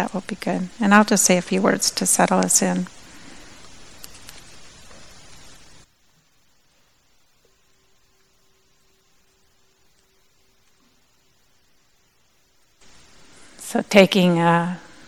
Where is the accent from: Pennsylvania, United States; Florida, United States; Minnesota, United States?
Minnesota, United States; moved away; also born or lived in Madison, Wisconsin; I'm originally from Minnesota